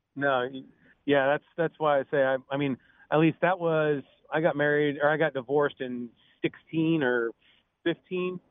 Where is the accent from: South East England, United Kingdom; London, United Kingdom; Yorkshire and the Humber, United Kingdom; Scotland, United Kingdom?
Scotland, United Kingdom; I'm Scottish